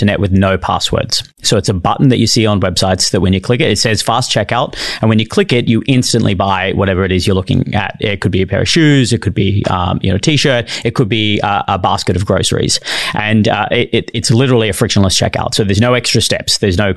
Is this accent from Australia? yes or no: yes; Bondi, regional New South Wales, Australia; accent: Australian; moved away as an adult; also born or lived in Brisbane, Queensland; now in San Francisco, United States; I was born and bred in Bondi, and then I moved to regional New South Wales. So I lived in the country. I lived in Bondi for 10 years, then country for 6 or 8 years, and then I lived in Brisbane the last 10